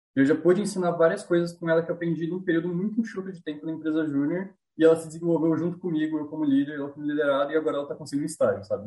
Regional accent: near the Minas Gerais border, interior of São Paulo, Brazil; eu sou de uma cidadezinha do interior aqui de São Paulo, é, divisa com Minas aqui

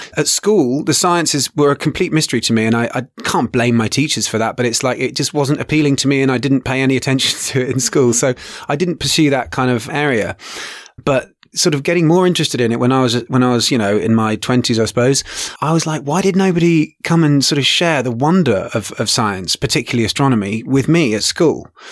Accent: England, United Kingdom; now in Kenya; originally from England. I now also am in Kenya

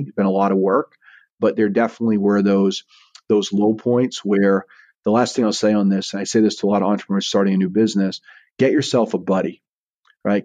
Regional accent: Eastport, Maine, United States; now in Saratoga Springs, United States; my hometown of Eastport

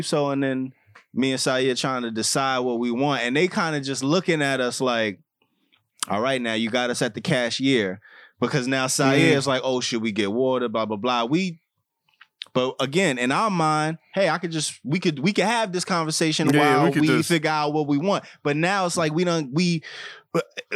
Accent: New York, United States; I was from New York

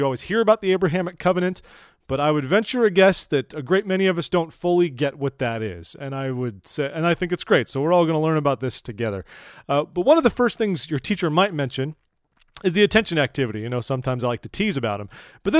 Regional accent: California, United States; I'm from California. We have a different version of society there. Civilized, advanced.

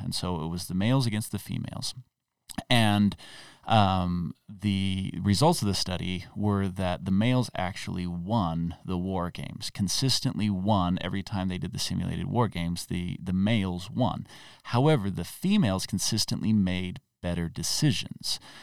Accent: Utah, United States; I grew up in Utah

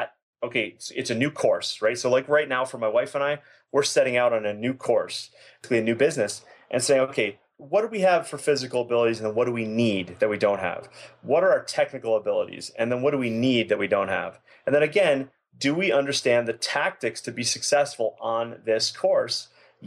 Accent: Boston, Massachusetts, United States; now in Calgary, Canada; I'm originally from Boston, Massachusetts

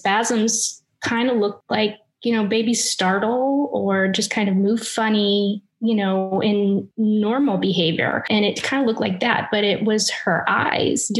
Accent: Indiana, United States; moved away as an adult; now in St. Augustine, United States; I was born and raised in Indiana

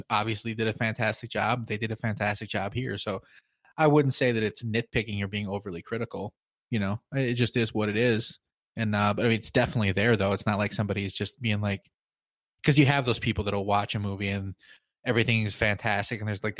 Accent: Midwest, United States; We're both from the Midwest.

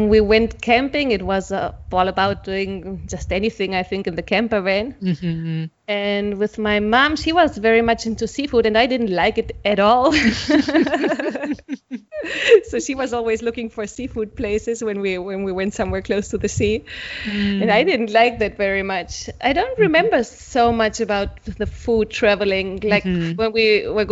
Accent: Germany; moved away as an adult; also born or lived in Barcelona; I'm from Germany. I grew up in Germany.

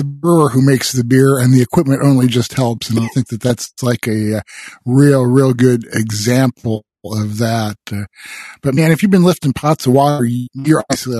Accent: Iowa, United States; I grew up in Iowa, so I can kind of relate to Wisconsin winters.

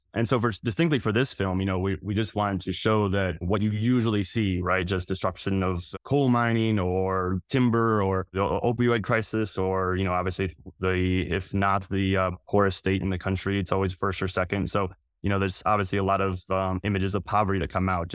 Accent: North Central West Virginia, United States; I grew up in North Central West Virginia

